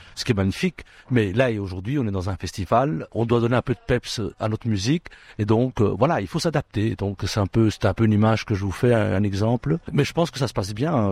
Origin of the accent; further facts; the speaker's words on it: Brussels, Brussels-Capital Region, Belgium; je suis né ici à Bruxelles, donc je suis un, un enfant d'ici aussi, en tout cas, grec d'origine de mes parents, mais, mais né ici.